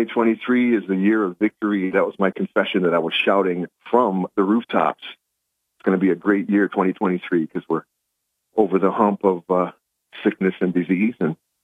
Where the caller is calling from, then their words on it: Binghamton, New York, United States; Good morning. Happy New Year from … in Binghamton.